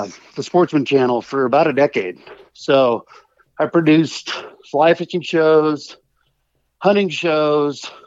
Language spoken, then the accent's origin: English; Oregon, United States; moved away as an adult; now in Montana, United States; I grew up in Oregon